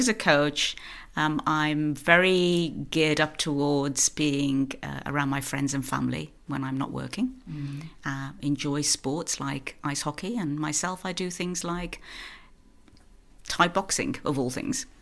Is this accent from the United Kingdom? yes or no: yes; United Kingdom; moved away as an adult; now in Norway; So I am British. I'm living in Norway. I've been here 14 years